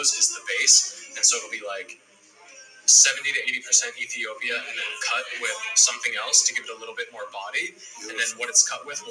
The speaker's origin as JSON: {"language": "English", "region": "Minnesota", "country": "United States", "also_born_or_lived": "Tokyo, Japan", "moved": "yes", "lives_now": "New York, United States", "said": "I'm from Minnesota"}